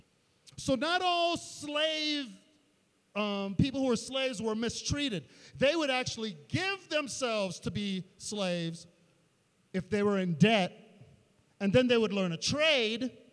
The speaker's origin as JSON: {"language": "English", "town": "New York City", "region": "New York", "country": "United States", "tie": "born or raised there", "said": "where I grew up in Queens, there was an area called Laurelton"}